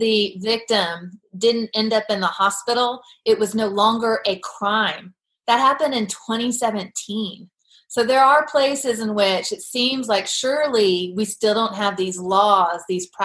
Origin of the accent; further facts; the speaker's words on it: United States; as an American